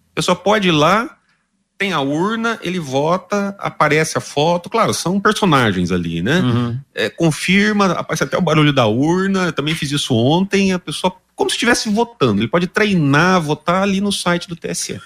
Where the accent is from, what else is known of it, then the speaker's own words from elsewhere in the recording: Londrina, Paraná, Brazil; Aqui em Londrina, é, eu sou londrinense também